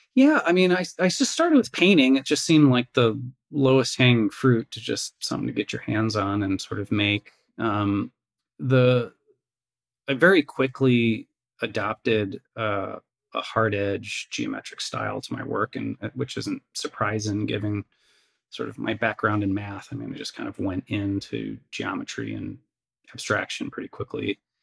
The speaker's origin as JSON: {"language": "English", "town": "Crystal Lake", "region": "Illinois", "country": "United States", "tie": "born or raised there", "said": "I grew up uh, suburbs of Chicago, uh, Crystal Lake, uh, Illinois. Um, lived there just my entire childhood"}